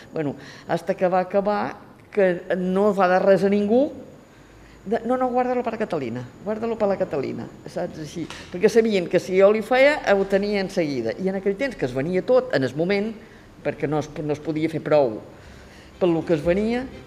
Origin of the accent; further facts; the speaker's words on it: Santa Eulària des Riu, Balearic Islands, Spain; He nascut a Santa Lletruris, tinc 78 anys.